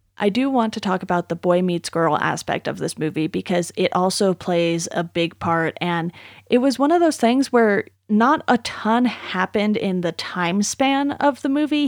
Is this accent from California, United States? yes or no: yes; Orange County, California, United States; also born or lived in Philadelphia; I grew up outside of Los Angeles in Orange County